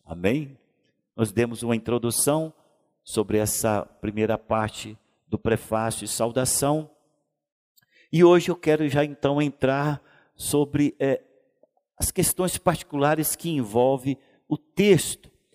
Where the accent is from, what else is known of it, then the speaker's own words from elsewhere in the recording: Goiânia, Goiás, Brazil; depois somos cidadãos goianienses